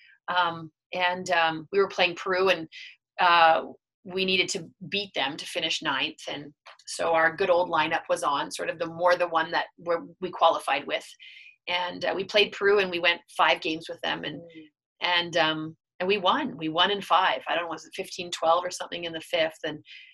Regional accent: Steinbach, Manitoba, Canada; I was still from Steinbeck

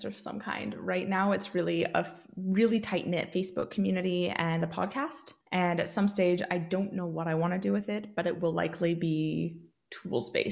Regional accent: Oregon, United States; moved away as an adult; now in Northern Ireland, United Kingdom; so I do live in Northern Ireland. and I am from Oregon, and I'm looking to move back.

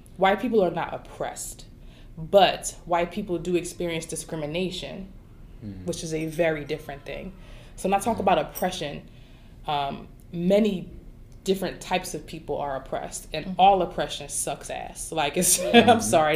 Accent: Philadelphia, Pennsylvania, United States; I was born in Philly

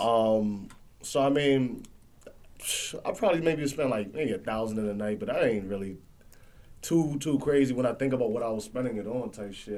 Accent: Jamaica; I'm Jamaican

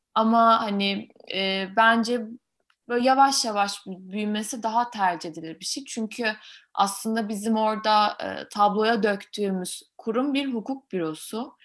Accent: Ankara, Turkey; moved away as an adult; also born or lived in France; ben Ankaralıyım normalde ama Fransa'da hukuk okudum.

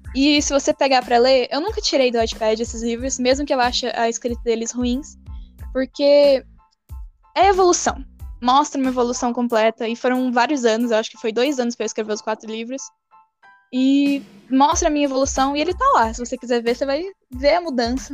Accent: São Paulo, Brazil; Eu sou paulistana, nascida e criada na capital

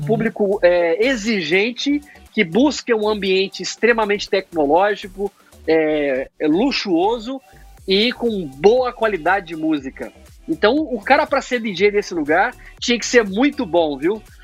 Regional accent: Uberlândia, Minas Gerais, Brazil; now in Atlanta, United States; Uberlândia, ainda foi onde eu nasci

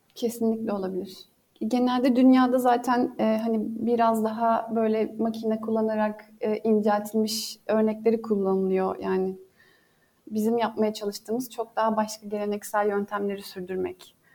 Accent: Bergama, İzmir, Turkey; ben Bergama doğumluyum ve hayatımın büyük e, çoğunluğunu Bergama'da geçirdim.

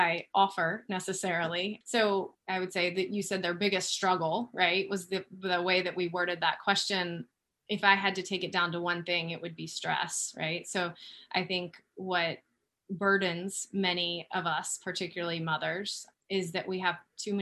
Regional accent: Florida, United States; I grew up in Florida.

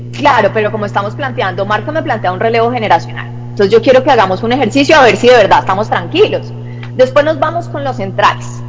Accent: Santander, Colombia; moved away; mi tierra

